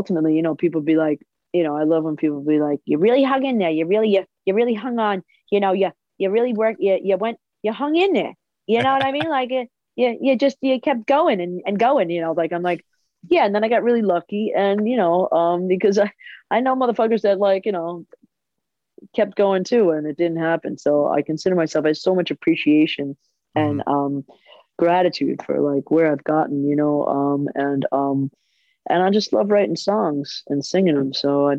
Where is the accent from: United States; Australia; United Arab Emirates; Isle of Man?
United States; New York; Good, you know, like they say, it's really real. It's like so much realer than California.